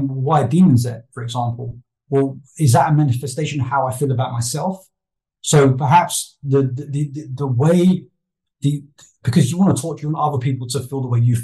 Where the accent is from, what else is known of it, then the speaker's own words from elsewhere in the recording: United Kingdom; I'm British